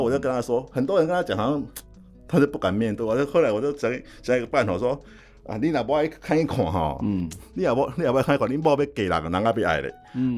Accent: Minxiong, Chiayi County, Taiwan; moved away; also born or lived in northern Taiwan; 我从小在市场长大，我就很喜欢去逛市场

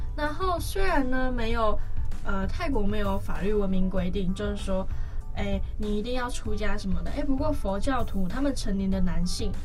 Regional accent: Taiwan; 像我们台湾人就是那么的chill

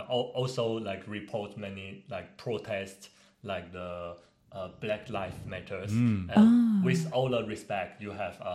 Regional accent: Taiwan; I'm from Taiwan and I'm boring engineer, semiconductor engineer.

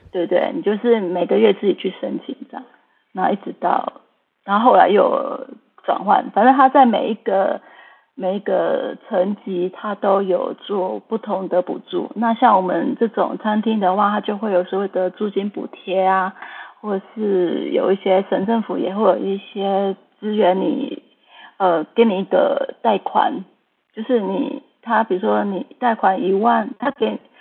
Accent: Taiwan; now in Vancouver, Canada; 我们台湾人

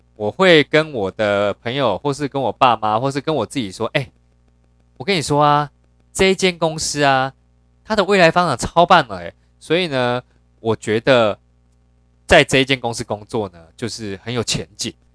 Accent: Yilan County, Taiwan; 我本身是在宜兰长大，哦，就是很乡下，然后很传统

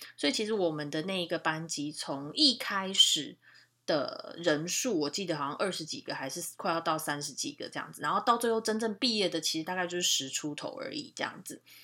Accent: Taiwan; moved away as an adult; now in Canada; 所以这个其实对我们台湾人来讲蛮吃亏的

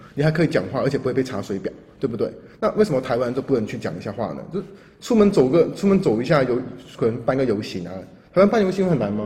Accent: Hong Kong; now in Taiwan; 我在作为一个香港人啊，在台湾这个环境生活那么久

